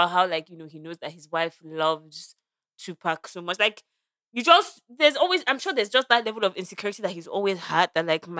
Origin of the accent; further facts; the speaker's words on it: Nigeria; moved away; we come from Nigeria